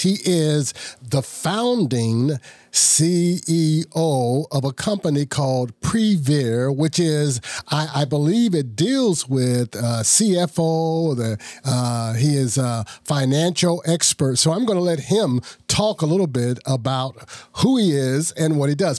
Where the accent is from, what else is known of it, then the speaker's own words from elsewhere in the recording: Ohio, United States; I'm from Ohio also